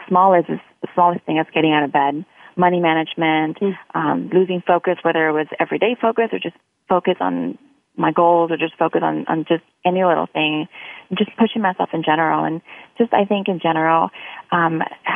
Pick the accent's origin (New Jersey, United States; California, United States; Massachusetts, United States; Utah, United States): California, United States; Orange County; I am from Orange County, California.